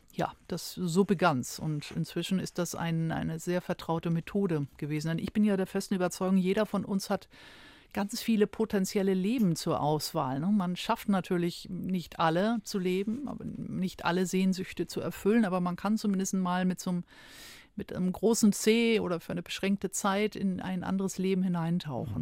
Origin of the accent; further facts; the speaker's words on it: Schleswig-Holstein, Germany; moved away; also born or lived in Hamburg; Also ich bin geboren in Schleswig-Holstein, jetzt bin ich wieder in Schleswig-Holstein gelandet